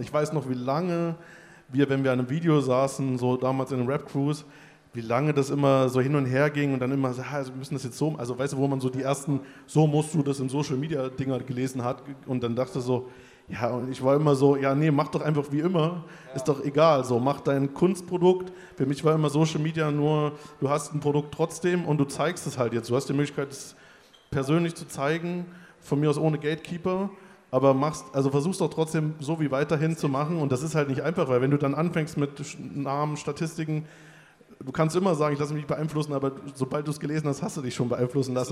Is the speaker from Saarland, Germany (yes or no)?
no; Weimar, Thuringia, Germany; ich komme aus Weimar